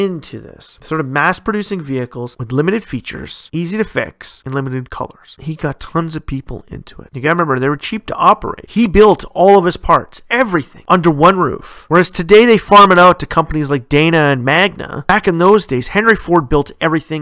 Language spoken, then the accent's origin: English; Canada; my home country, Canada